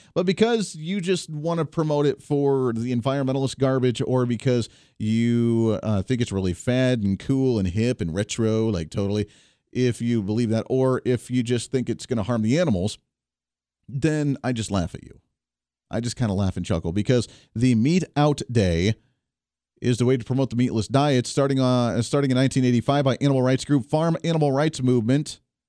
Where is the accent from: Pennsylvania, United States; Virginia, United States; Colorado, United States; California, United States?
Colorado, United States; moved away; I came from Colorado. I'm allowed to say that they're kind of nuts. That's why I left the state of Colorado.